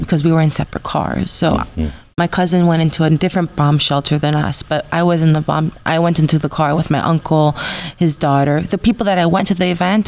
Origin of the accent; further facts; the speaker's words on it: Los Angeles, California, United States; I grew up in Los Angeles my whole life